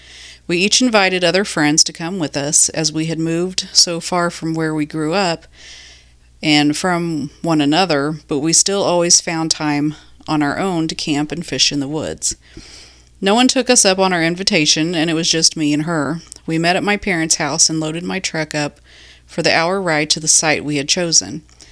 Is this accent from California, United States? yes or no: no; Illinois, United States; My good friend Emily and I grew up together in Illinois. We lived next door to one another